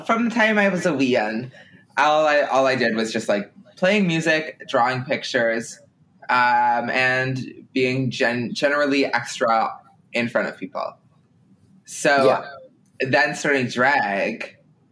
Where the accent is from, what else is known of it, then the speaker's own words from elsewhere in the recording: Ottawa, Ontario, Canada; moved away as an adult; now in Toronto, Canada; I'm from Ottawa